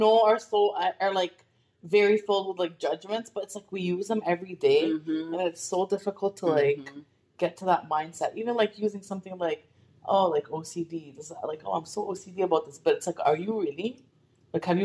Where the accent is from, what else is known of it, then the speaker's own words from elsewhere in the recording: Abu Dhabi, United Arab Emirates; English is a second language; moved away; I was born and raised in Abu Dhabi